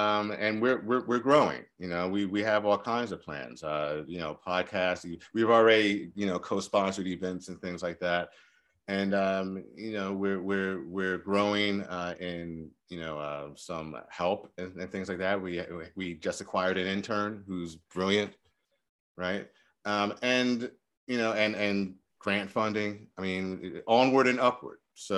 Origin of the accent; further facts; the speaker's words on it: Mount Holly, New Jersey, United States; Rancocas Valley Regional High School in Mount Holly, New Jersey.